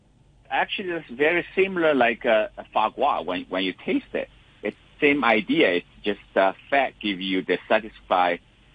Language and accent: English; Shanghai, China; Yeah, I'm originally from Shanghai.